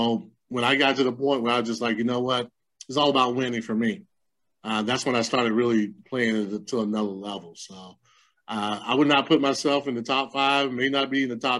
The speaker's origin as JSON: {"language": "English", "town": "Lamar", "country": "United States", "tie": "born or raised there", "said": "Lamar? My hometown, because it's such a small hometown"}